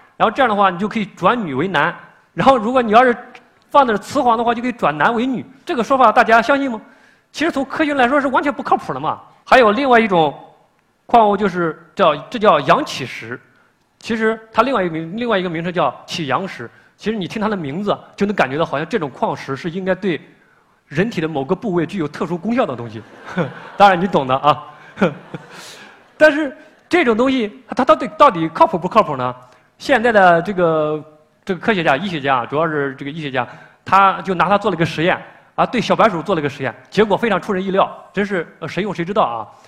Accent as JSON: {"language": "Chinese", "country": "China", "said": "我们中国人"}